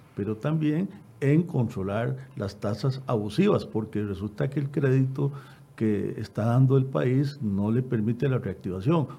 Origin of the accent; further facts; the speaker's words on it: Costa Rica; como costarricenses